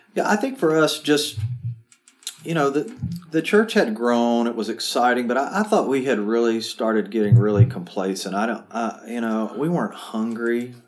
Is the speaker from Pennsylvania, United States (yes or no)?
no; Murfreesboro, Tennessee, United States; I grew up about a mile and a half from this church, so um, this is my hometown